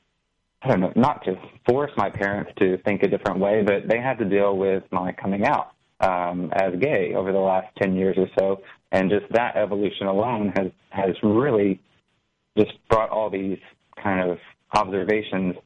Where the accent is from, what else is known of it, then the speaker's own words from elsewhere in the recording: Alabama, United States; I've always lived in Alabama, the land of cotton